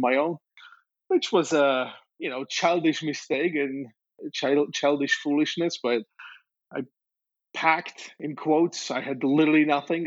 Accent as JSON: {"language": "English", "country": "Slovakia", "tie": "born or raised there", "moved": "yes", "said": "I was born in Czechoslovakia, which was a communist friend's country"}